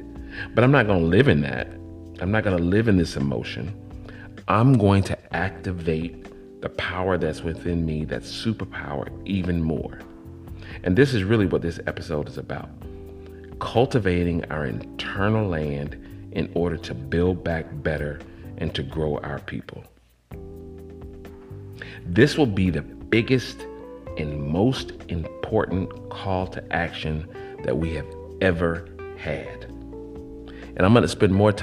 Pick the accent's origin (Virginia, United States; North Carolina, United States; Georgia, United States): Georgia, United States; College Park; also born or lived in Atlanta, Georgia; I grew up on Pool Creek Road in Atlanta. Then I was raised in College Park, GA, on the South Side.